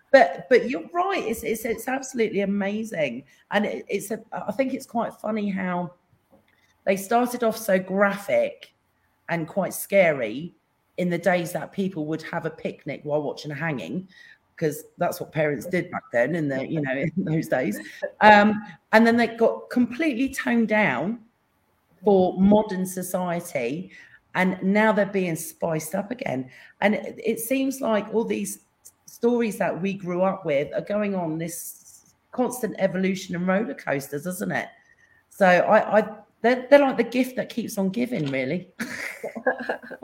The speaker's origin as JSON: {"language": "English", "region": "England", "country": "United Kingdom", "said": "I'm English"}